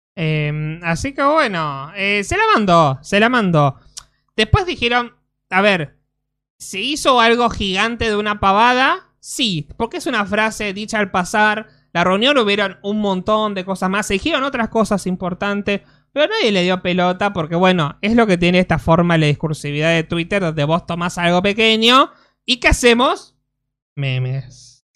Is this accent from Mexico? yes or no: no; Argentina; somos argentinos